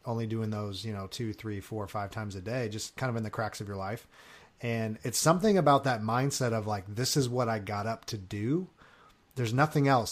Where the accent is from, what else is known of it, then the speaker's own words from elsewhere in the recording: Long Beach, California, United States; moved away; I'm originally from California